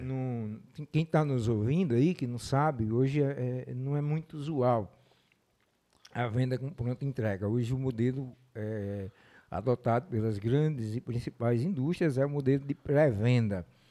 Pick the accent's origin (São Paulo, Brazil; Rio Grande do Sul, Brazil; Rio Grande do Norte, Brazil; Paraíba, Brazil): Rio Grande do Norte, Brazil; Mossoró; eu nasci aqui, sou, sou de Mossoró, me criei é, durante muito tempo morei aqui